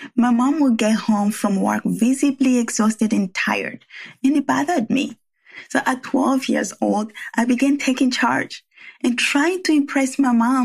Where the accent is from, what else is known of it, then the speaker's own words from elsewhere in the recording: Rwanda; English is a second language; now in San Francisco Bay Area, United States; where my accent comes from. Well, I was born and raised in Rwanda